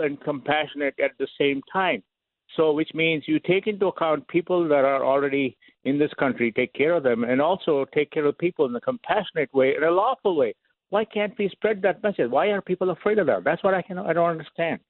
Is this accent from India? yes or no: yes; India; moved away as an adult; now in United States; I'm from India